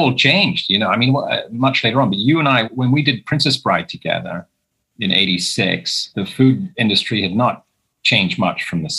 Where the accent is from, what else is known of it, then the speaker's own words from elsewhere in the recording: England, United Kingdom; now in United States; Growing up in England, before all these wonderful celebrity chefs now that we have in the UK, back in the 60s growing up